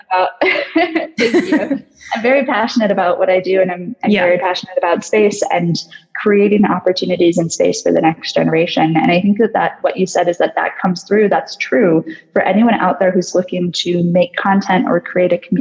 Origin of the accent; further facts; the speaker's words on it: United States; I'm American